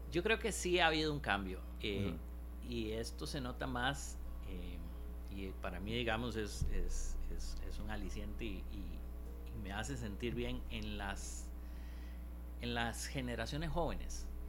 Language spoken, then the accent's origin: Spanish; Costa Rica; also born or lived in Goicoechea; de nosotros como costarricenses, ¿verdad? Incluyéndome